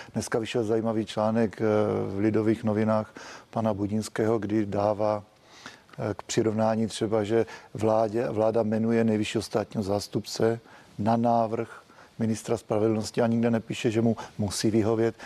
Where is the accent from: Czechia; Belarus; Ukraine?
Czechia; My jako Češi